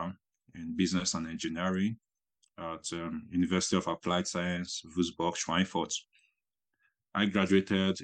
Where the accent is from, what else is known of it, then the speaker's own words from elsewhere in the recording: Nigeria; moved away as an adult; now in Germany; I'm from Nigeria